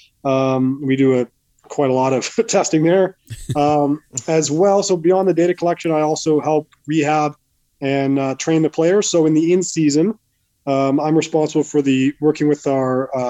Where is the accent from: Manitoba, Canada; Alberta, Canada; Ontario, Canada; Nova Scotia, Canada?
Manitoba, Canada; Winnipeg; moved away as an adult; also born or lived in Montreal; now in New Jersey, United States; I grew up in Winnipeg, born and raised in Winnipeg. Lived there for most of my life anyway.